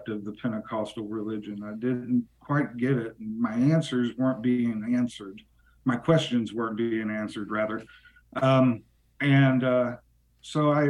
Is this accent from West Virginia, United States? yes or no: yes; Yukon, West Virginia, United States; also born or lived in Bluefield, West Virginia; I grew up in southern West Virginia. I grew up in a little town called Yukon.